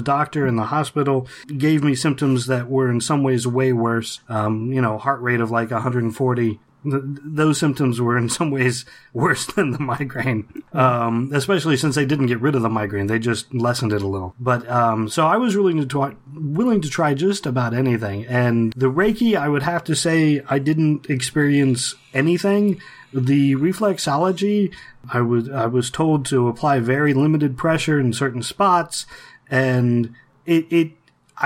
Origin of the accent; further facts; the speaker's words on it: Ohio, United States; I grew up in Ohio